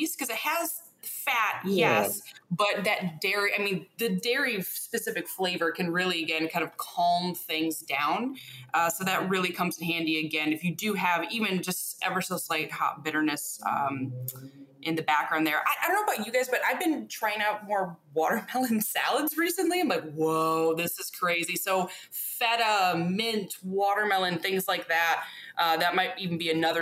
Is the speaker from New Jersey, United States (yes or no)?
no; Michigan, United States; now in New York City, United States; I'm from Michigan